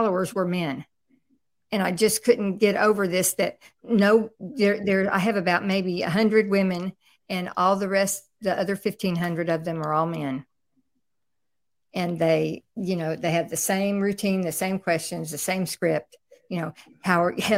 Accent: Houston, Texas, United States; I'm from Houston, Texas

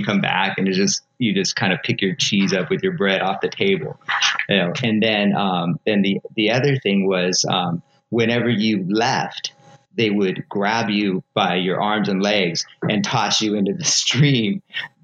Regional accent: West Covina, California, United States; I was born and raised in West Covina

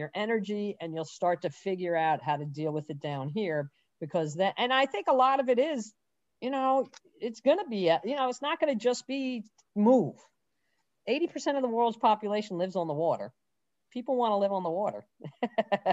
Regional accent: Larchmont, New York, United States; I grew up in Larchmont, New York, which is a pretty affluent bedroom community of Manhattan on Long Island Sound

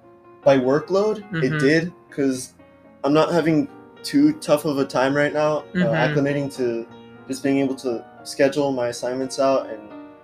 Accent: North Texas, United States; I'm a freshman from North Texas.

